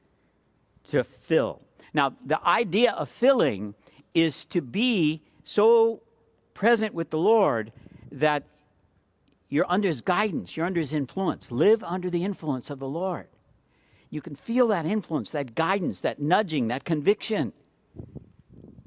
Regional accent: California, United States; I'm from California

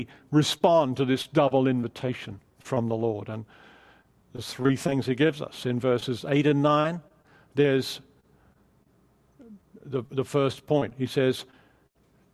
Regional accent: Australia; moved away as an adult; also born or lived in England / London; now in California, United States; I'm Australian

